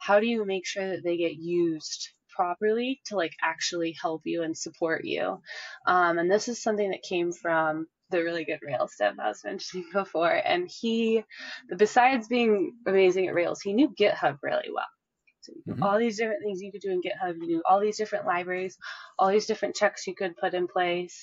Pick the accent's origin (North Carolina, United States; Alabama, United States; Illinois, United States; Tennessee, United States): Illinois, United States; Chicago; moved away as an adult; now in Dallas, United States; I'm actually originally from Chicago-ish